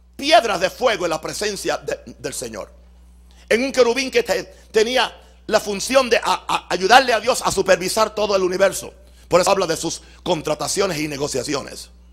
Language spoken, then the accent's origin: Spanish; Puerto Rico; mi mamá me parió en Puerto Rico?